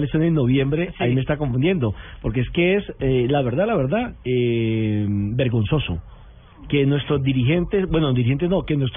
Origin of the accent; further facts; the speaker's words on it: Ibagué, Tolima, Colombia; Yo soy de Ibagué